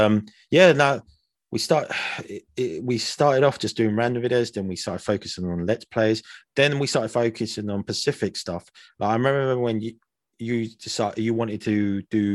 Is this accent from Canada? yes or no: no; United Kingdom; we're from Britain